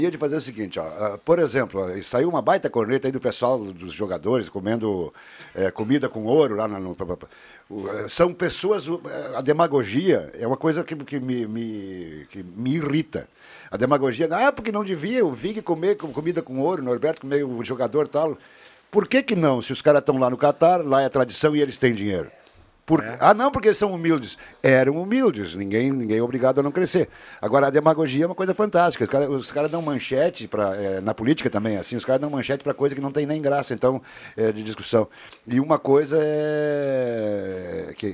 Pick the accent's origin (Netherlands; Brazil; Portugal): Netherlands; born there; Você sabia que eu sou holandês de nascimento?